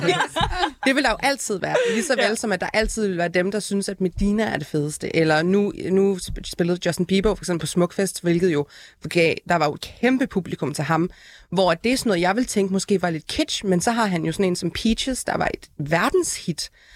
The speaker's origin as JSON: {"language": "Danish", "town": "Aalborg", "region": "North Denmark Region", "country": "Denmark", "tie": "born or raised there", "said": "jeg er selv født og opvokset i Aalborg"}